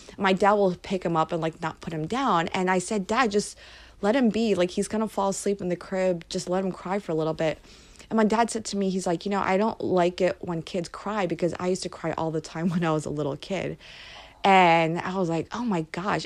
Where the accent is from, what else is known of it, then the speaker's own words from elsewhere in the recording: Philadelphia, Pennsylvania, United States; I'm from Philly